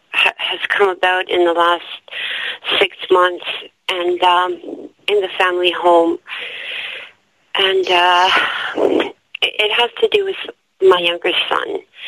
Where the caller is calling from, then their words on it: Toronto, Ontario, Canada; I'm calling from Toronto, Canada.